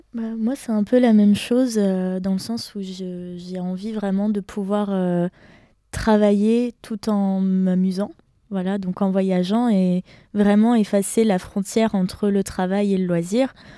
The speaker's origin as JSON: {"language": "French", "town": "Besançon", "region": "Bourgogne-Franche-Comté", "country": "France", "said": "je viens de Besançon en Franche-Comté, et plus précisément de Planoise."}